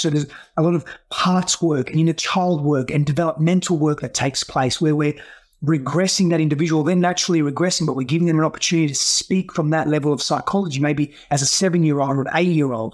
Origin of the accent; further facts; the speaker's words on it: Australia; first language Greek; English is a second language; moved away as an adult; also born or lived in Greece; now in United States; I grew up in Australia, but the first few, few years of my life, I largely grew up in Greece